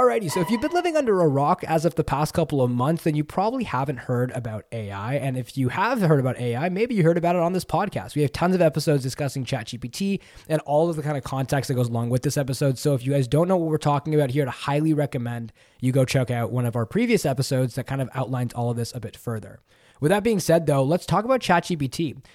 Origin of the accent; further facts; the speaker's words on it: Canada; I'm Canadian